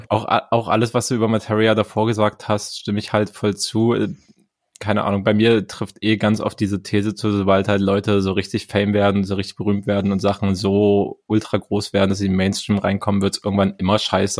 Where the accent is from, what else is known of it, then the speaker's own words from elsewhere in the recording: East Germany, Germany; ich bin Ostdeutscher